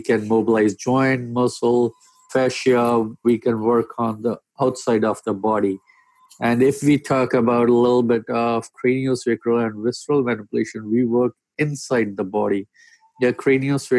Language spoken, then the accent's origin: English; India; moved away as an adult; now in Abbotsford, Canada; I'm a physiotherapist from India.